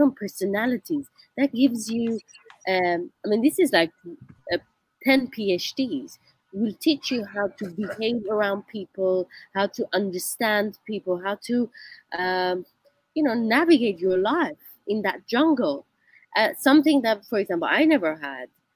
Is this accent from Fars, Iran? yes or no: no; Tehran, Tehran Province, Iran; now in New York, United States; I grew up in Tehran, it's a very busy city, the capital city